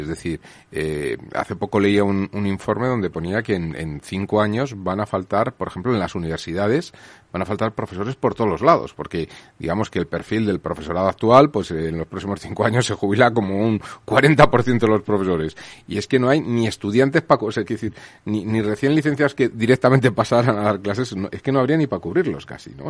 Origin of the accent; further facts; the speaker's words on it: Cebreros, Castile and León, Spain; sitios donde pasé mi infancia, uno que hay en Cebreros, en Ávila